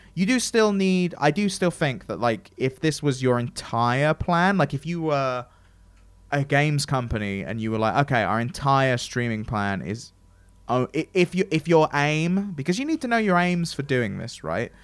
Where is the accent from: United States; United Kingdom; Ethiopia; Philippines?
United Kingdom; England; I'm English